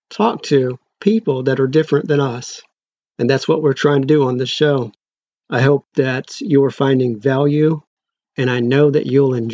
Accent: the Bible Belt, United States; we actually have something in common we grew up in the Bible Belt, and she's a Muslim.

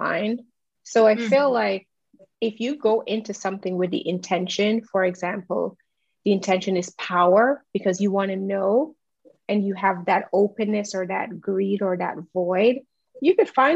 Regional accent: Jamaica; I'm Jamaican

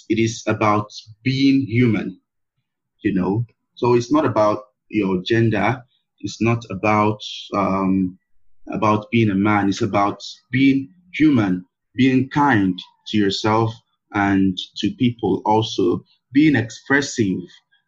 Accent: Nigeria; my being a Black person, to my being a Nigerian, to my being an African

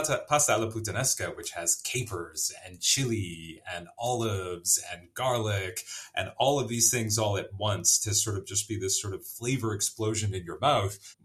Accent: Vancouver, British Columbia, Canada; moved away as an adult; also born or lived in Pakistan; I grew up in Vancouver, I grew up in Canada, first generation Canadian.

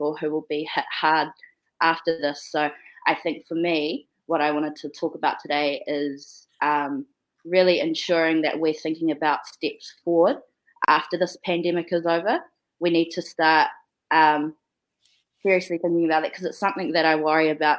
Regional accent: New Zealand; I'm from Aotearoa

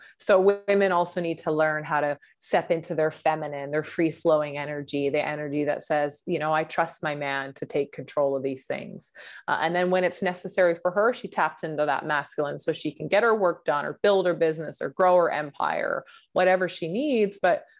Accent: Vancouver, British Columbia, Canada; I grew up in Vancouver, BC.

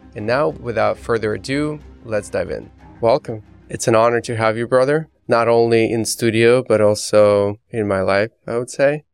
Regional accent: Belarus; moved away; growing up in Belarus

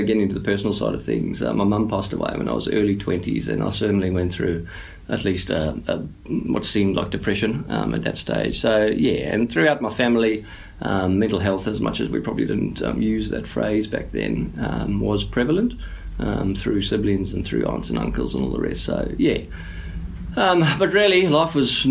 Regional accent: South Africa; moved away; as a South African

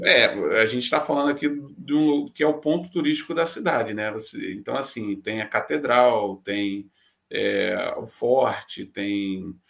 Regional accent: Rio de Janeiro, Brazil; moved away as an adult; now in Latvia; do Rio de Janeiro, onde eu cresci. Cresci no, no Meia

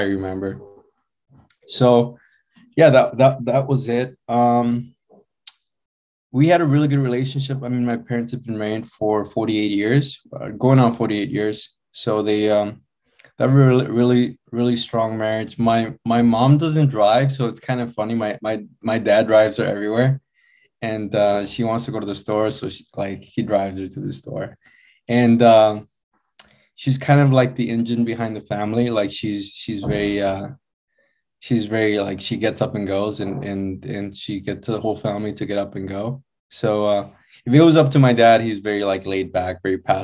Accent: United States; I was born here in the States. My parents got here in 1988. I was born in 1989.

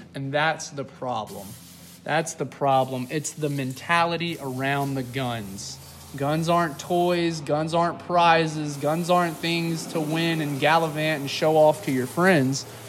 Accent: Starkville, Mississippi, United States; I am from Starkville, Mississippi, home of Mississippi State University.

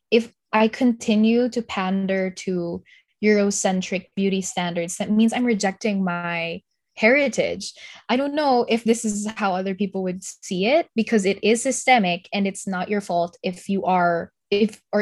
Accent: Philippines; because I, as a Filipino, that's that's who we are.

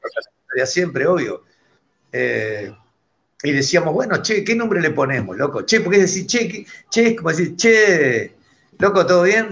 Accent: Buenos Aires, Argentina; de …, reggae ska de Buenos Aires, Argentina

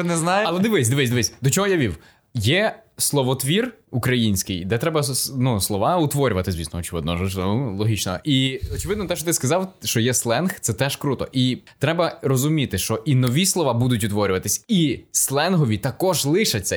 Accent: Lviv, Lviv Oblast, Ukraine; moved away as an adult; also born or lived in Ivano-Frankivsk; now in Poland; я з Івано-Франківську, але живу все життя у Львові

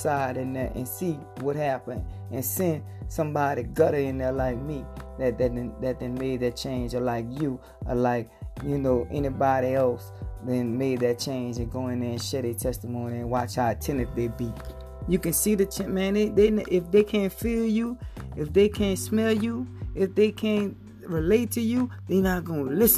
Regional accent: Harvey, Louisiana, United States; I'm from Harvey, Louisiana, man. Up the street, Griffith Street, Esther Lodge Street, in the back.

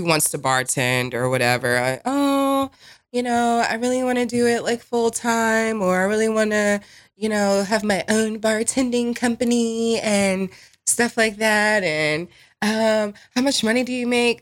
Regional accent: New Jersey, United States; also born or lived in Las Vegas; now in Raleigh, United States; I'm from Jersey

